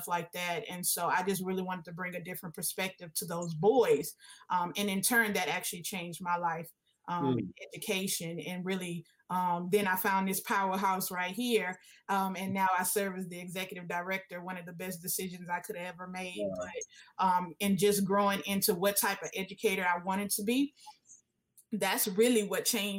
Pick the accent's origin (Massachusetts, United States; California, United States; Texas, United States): Texas, United States; Houston; I was able to teach in the neighborhood I grew up in. I'm from Trinity Gardens, Houston, Texas